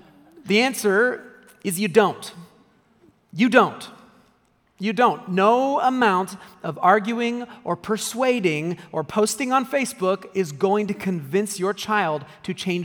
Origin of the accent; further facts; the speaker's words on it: United States; as an American